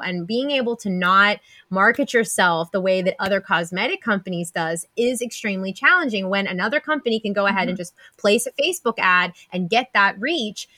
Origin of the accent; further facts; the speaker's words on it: Pennsylvania, United States; we're both from Pennsylvania